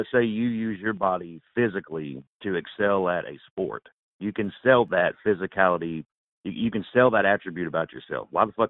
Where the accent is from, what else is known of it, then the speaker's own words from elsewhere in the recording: Southern Texas, United States; I'm fucking Southern Texas, or I'm from Texas in the United States.